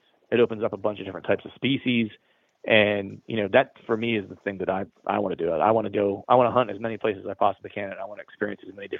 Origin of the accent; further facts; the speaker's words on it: Pennsylvania, United States; And I grew up in Central/Western PA. So I'm a huge Steeler fan.